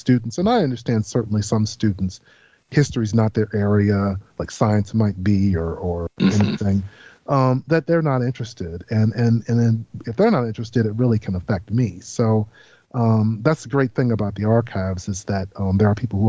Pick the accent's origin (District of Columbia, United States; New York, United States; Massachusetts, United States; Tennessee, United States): District of Columbia, United States; Washington; I was born and raised in Washington, D.C.